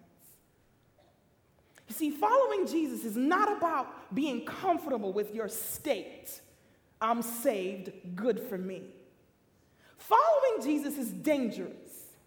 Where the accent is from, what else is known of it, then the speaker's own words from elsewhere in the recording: Jamaica; also born or lived in Queens, New York, United States / Michigan, United States; now in United States; I come from the island of Jamaica. So for me, mission field was United States